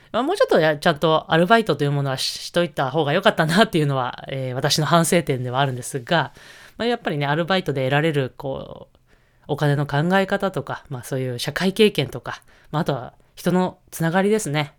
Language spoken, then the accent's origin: Japanese; Niigata, Japan; moved away; 私、新潟出身